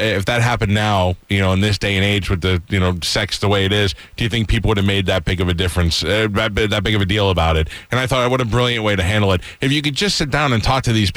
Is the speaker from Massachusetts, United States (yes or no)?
no; New York, United States; moved away; I grew up in New York.